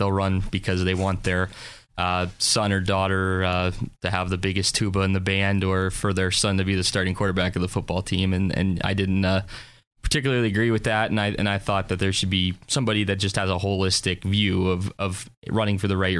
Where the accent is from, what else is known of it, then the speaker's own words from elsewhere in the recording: Harbor Creek, Pennsylvania, United States; Okay, so I grew up in Harbor Creek, went to Harbor Creek High School all 13 years, kindergarten through graduation.